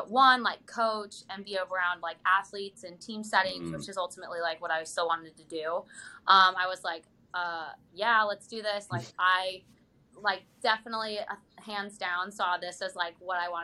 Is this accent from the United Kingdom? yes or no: no; Germany; also born or lived in Utah, United States; now in Pittsburgh, United States; I grew up in Germany and played on like German club teams